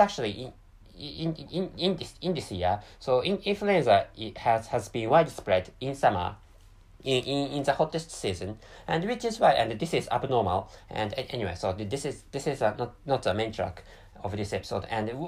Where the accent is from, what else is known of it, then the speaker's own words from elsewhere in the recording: Japan; first language Japanese; English is a second language; By the way, my mother tongue is Japanese, and Japanese is my dominant language.